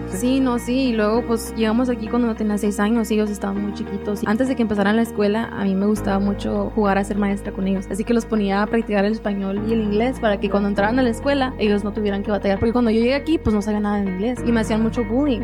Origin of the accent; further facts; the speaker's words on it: Colonia Guadalupe Victoria, near Juárez, Chihuahua, Mexico; soy de, nací en Juárez, pero soy de un pueblo que se llama la Colonia Guadalupe Victoria, que está a una hora de ahí